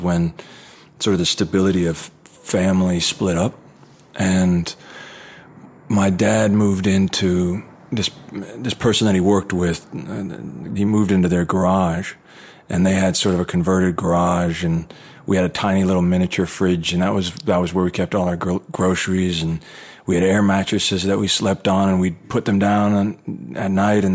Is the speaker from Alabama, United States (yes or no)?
no; Anaheim, California, United States; I was born in Anaheim, right near Disneyland.